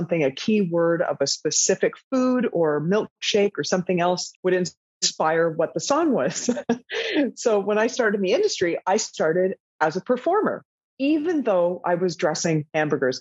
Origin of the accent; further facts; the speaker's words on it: Toronto, Ontario, Canada; moved away as an adult; also born or lived in Vancouver, Canada; now in Amsterdam, Netherlands; I was working in a fast food shop in Toronto, Ontario, in Canada, where I'm from